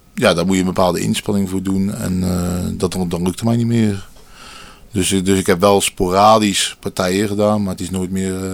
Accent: Dordrecht, South Holland, Netherlands; geboren in Dordrecht

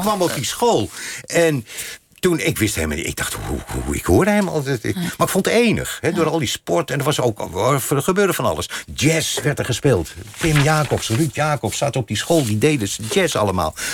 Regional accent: Hilversum, North Holland, Netherlands; Ik ben in Hilversum geboren.

